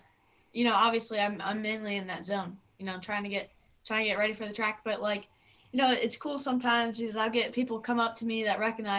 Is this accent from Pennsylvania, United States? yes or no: yes; Gettysburg, Pennsylvania, United States; I'm 13 years old. I'm from Gettysburg, Pennsylvania. I'm a motorcycle road racer.